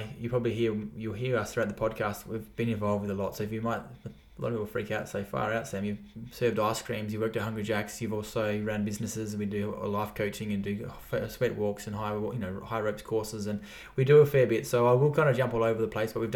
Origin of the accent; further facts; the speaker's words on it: Alice Springs, Northern Territory, Australia; also born or lived in Geelong West; now in Geelong, Australia; I was born and bred in Alice Springs, which is in the heart of Australia.